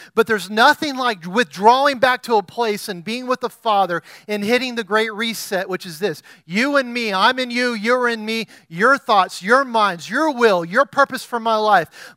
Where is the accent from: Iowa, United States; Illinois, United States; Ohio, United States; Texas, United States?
Texas, United States; as a Texan